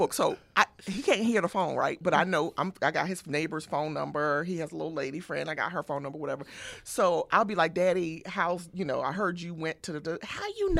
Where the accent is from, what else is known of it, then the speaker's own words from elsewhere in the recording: Camden, New Jersey, United States; now in Southern California, United States; in addition to growing up in Camden, my dad was a longshoreman on the docks New York